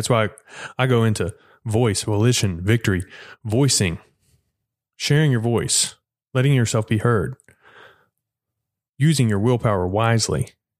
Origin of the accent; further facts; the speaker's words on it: Edgewood, Texas, United States; It is a book done by the Methodist church that I grew up in Edgewood, Texas